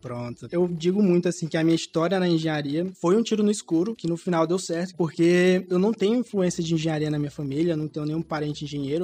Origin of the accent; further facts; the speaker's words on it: Alagoas, Brazil; now in Teresina, Brazil; Sou alagoano, nasci e cresci em Alagoas